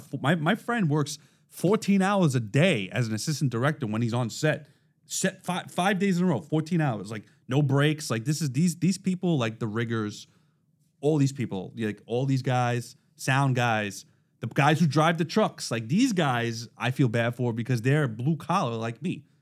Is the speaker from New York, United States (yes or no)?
yes; New York City, New York, United States; accent: Brooklynese; I was raised in Brooklyn, so this is how I talk